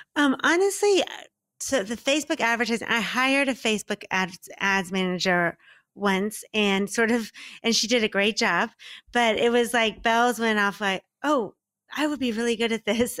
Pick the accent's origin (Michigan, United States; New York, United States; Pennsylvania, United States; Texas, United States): Texas, United States; Dallas; also born or lived in Mississippi; now in Miami, United States; I'm originally from Dallas, Texas